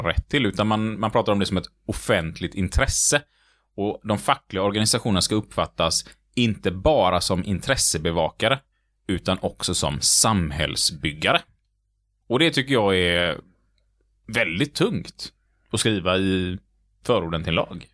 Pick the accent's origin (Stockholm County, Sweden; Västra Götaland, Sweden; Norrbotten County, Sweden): Västra Götaland, Sweden; Gothenburg; Vi är lite göteborgare